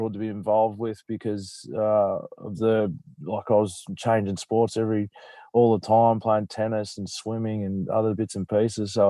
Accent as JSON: {"language": "English", "town": "Wangaratta", "region": "Victoria", "country": "Australia", "tie": "born or raised there", "also_born_or_lived": "Fiji", "moved": "as an adult", "lives_now": "Adelaide, Australia", "said": "I was born in Fiji, and then grew up in Wangaratta"}